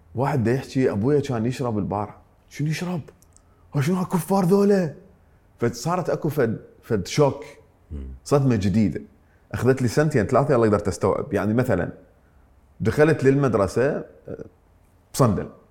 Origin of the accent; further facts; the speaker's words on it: Iraq; also born or lived in Mosul, Iraq / Ramadi, Iraq; انتقلنا من من من الموصل الى الانبار